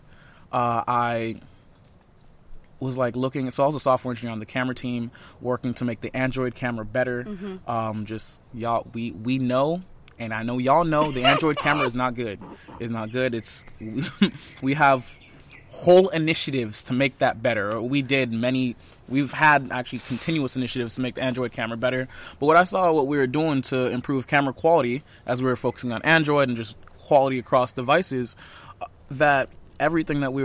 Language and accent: English; Hollywood, Florida, United States; moved away as an adult; now in California, United States; I'm from Miami, born and raised. Hollywood specifically. I'm from Hollywood, Florida.